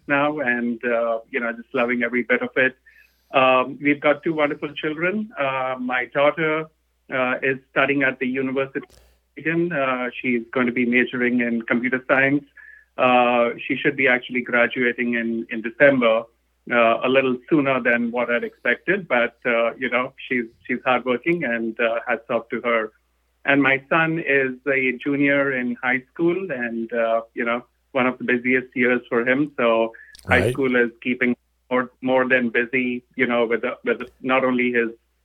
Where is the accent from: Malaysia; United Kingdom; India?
India; moved away as an adult; now in Atlanta, United States; I'm originally from India. I studied in India. I grew up out there